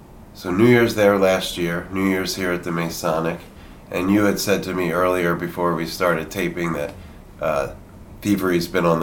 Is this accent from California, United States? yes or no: no; Philadelphia, Pennsylvania, United States; now in San Francisco, United States; I'm from the Philly area, you're from D.C., we share some friends from home